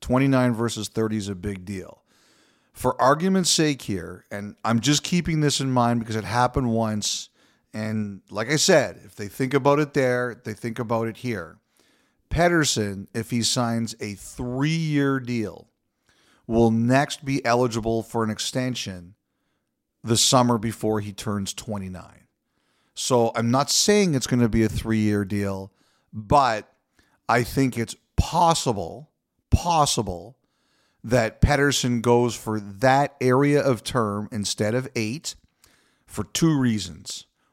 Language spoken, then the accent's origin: English; Canada; we've kind of focused on Toronto and Vancouver because we're Canadian supremacists.